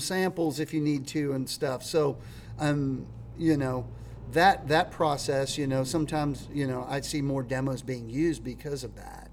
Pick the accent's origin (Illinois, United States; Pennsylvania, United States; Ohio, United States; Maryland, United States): Pennsylvania, United States; Latrobe; moved away as an adult; now in Nashville, United States; a town called Latrobe. It's about an hour out of Pittsburgh